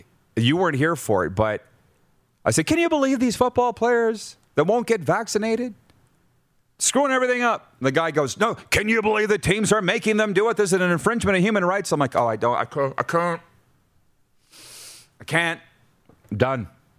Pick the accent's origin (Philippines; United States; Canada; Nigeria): Canada; Fort Macleod, Alberta; I'm from Fort McLeod, Alberta.